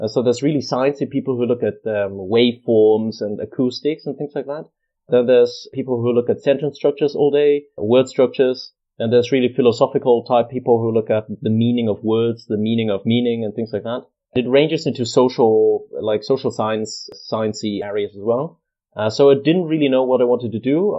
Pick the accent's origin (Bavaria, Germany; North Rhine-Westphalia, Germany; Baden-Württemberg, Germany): Bavaria, Germany; Munich; English is a second language; moved away as an adult; also born or lived in Kent, United Kingdom; now in Manchester, United Kingdom; So I'm from Munich in Germany, in Bavaria. That's where I was born and grew up